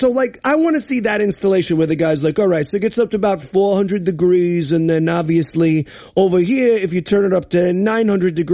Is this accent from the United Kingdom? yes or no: no; Canada; I'm not racist. I'm Canadian.